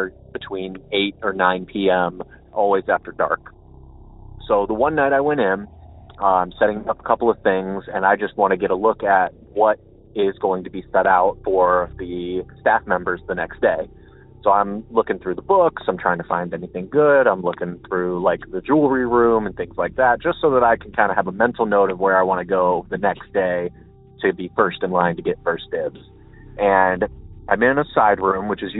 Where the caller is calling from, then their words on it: Akron, Ohio, United States; from Akron